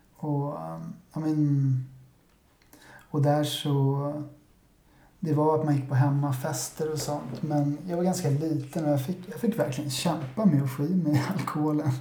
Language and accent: Swedish; Stockholm, Stockholm County, Sweden; jag är 35 år gammal och född och uppvuxen i Vasastan